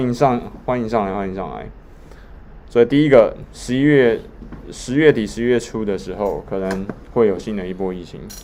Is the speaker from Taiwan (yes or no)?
yes; Taiwan; 我们都是台湾人